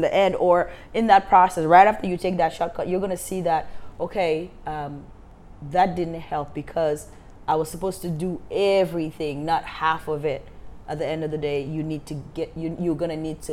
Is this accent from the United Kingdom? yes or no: no; Gambia; also born or lived in Nevada, Missouri; now in Kansas City, United States; I'm from Africa